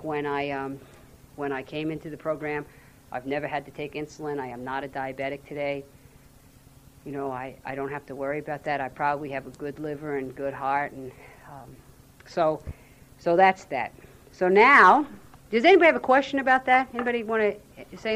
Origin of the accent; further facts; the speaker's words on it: Jersey City, New Jersey, United States; I grew up in Jersey City